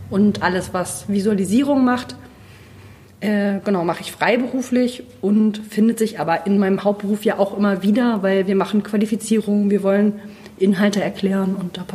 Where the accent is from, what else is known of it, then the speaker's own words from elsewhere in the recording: Rügen, Mecklenburg-Vorpommern, Germany; now in Rostock, Germany; ich äh, wohne in Rostock, ich bin aufgewachsen auf Rügen, ich komme quasi von der Küste.